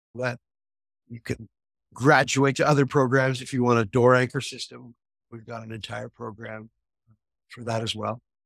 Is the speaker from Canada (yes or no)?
yes; Quebec, Canada; I opened a spa in my hometown in Quebec